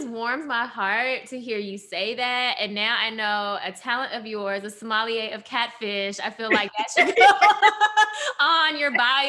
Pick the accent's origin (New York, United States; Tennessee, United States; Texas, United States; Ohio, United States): Tennessee, United States; Memphis; I grew up here in Memphis, a city who owes its very existence to a Black man.